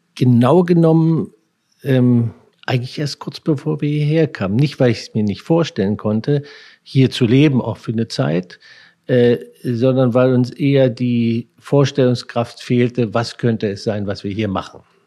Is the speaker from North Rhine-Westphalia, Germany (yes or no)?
no; Herrnhut, Saxony, Germany; moved away as an adult; now in New York, United States; von meinem Heimatort gut nach Polen reingucken